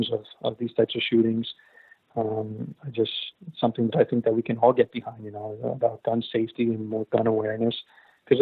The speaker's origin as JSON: {"language": "English", "region": "Florida", "country": "United States", "tie": "born or raised there", "said": "I grew up in Western Florida, which was close to the Parkland shooting"}